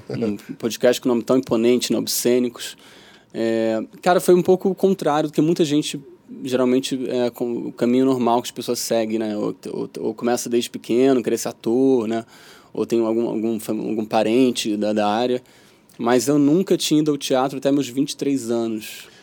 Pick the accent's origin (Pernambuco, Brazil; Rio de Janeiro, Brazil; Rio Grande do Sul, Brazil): Rio de Janeiro, Brazil; also born or lived in São Paulo, Brazil; vim pra cá